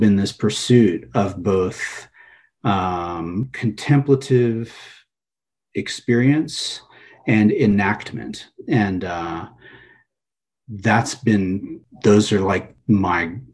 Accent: Los Angeles, California, United States; also born or lived in East Coast, United States; Mostly Southern California. I was born in the East Coast.

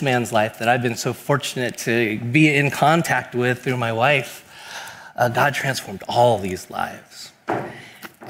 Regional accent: Bay Area, California, United States; I've been here in the Bay Area my whole life

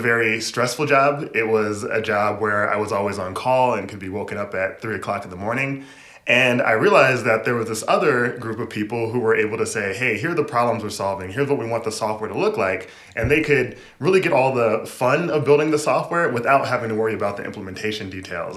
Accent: Michigan, United States; moved away as an adult; also born or lived in New York / Boston / Seattle; now in New York City, United States; I was born in Michigan

